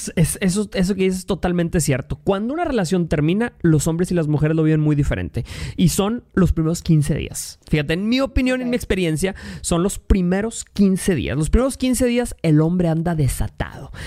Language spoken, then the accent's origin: Spanish; Mexico; Yo soy de México